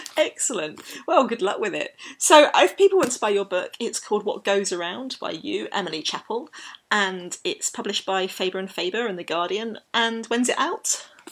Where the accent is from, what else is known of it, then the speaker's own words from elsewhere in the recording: London, United Kingdom; I grew up in London